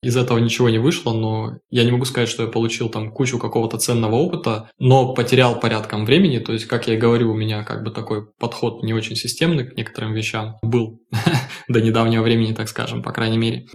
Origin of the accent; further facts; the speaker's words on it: Krasnoyarsk, Krasnoyarsk Krai, Russia; moved away as an adult; now in Hamburg, Germany; я из Красноярска, коренной угу. красноярец, можно сказать.